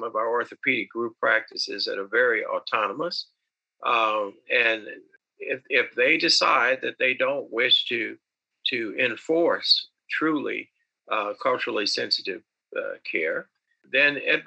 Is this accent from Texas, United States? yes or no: no; Northwest Indiana, United States; I went back to practice in my hometown. I built a practice that at one time had 11 orthopedic surgeons and 11 or orthopedic specialty related patients, and we treated multicultural practice across two or three counties in Northwest Indiana.